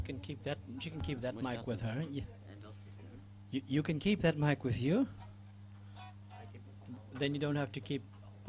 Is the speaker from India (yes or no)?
no; Cape Town, Western Cape, South Africa; I come from Cape Town in South Africa.